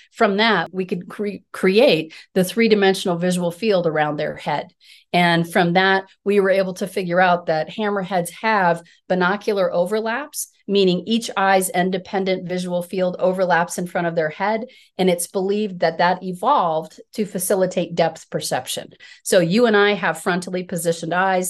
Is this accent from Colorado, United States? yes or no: yes; Colorado, United States; I'm a Colorado native. I grew up in Colorado